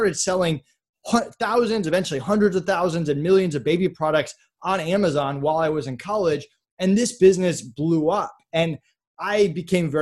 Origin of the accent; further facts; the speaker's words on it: Massachusetts, United States; I grew up in Massachusetts